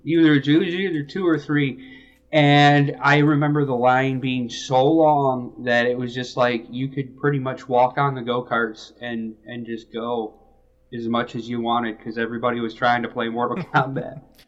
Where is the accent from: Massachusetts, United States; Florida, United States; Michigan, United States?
Michigan, United States; also born or lived in Alabama; I grew up in Michigan. Um, I did move to Alabama